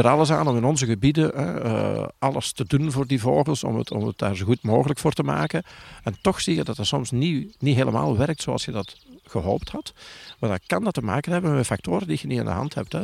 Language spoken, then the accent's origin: Dutch; Tessenderlo, Flanders, Belgium; bij ons in Torp in oh. Tersenderlo